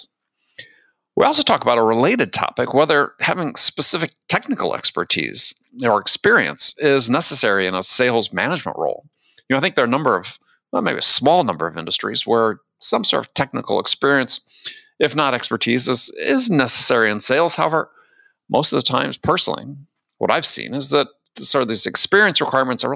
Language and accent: English; Wisconsin, United States; moved away as an adult; also born or lived in California / New York City / San Diego; I grew up in Wisconsin, spent most of my adult life in California